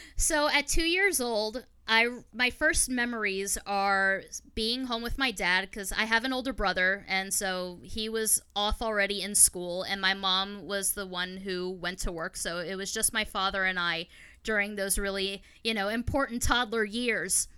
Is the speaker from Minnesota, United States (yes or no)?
no; Long Island, New York, United States; I grew up out on Long Island, New York